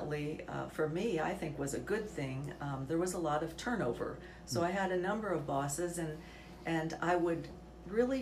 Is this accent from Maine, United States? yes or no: no; Lima, Ohio, United States; also born or lived in Germany; My parents, we came from Germany, and I was 2 years old. We came over on the boat and landed in Lima, Ohio. So I'm fortunate enough to have lived in this community my entire life